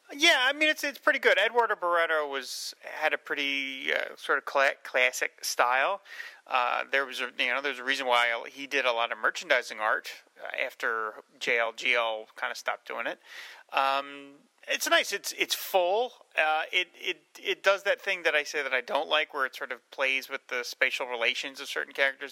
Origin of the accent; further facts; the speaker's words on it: New Jersey, United States; I'm from New Jersey